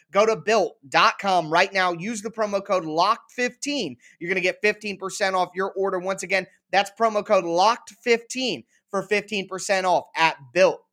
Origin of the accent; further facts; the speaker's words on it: Columbus, Ohio, United States; I'm from Columbus, not Cleveland or Cincinnati